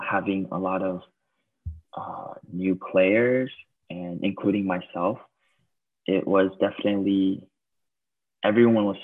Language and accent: English; United States; moved away as an adult; now in Taiwan; growing up in the States